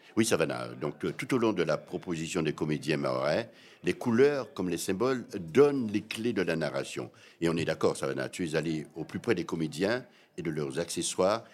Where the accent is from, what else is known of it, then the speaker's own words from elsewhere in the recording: Guadeloupe; moi, en tant que ce que je suis, c'est-à-dire guadeloupéen